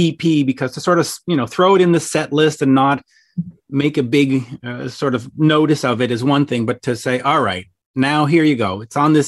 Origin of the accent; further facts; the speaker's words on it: Canada; growing up in Canada at the time and listening to much music